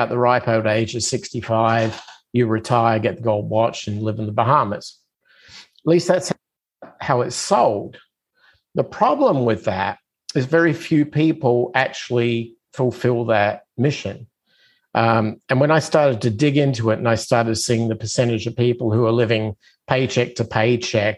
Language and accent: English; Adelaide, South Australia, Australia; moved away as an adult; now in United States; I'm originally from Australia, so I'm kind of one of those immigrants that came to the United States about, I guess, 25 years ago